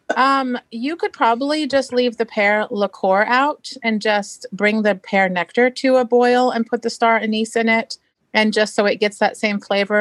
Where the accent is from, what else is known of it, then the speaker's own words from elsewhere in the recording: Marysville, Washington, United States; I'm from Marysville, Washington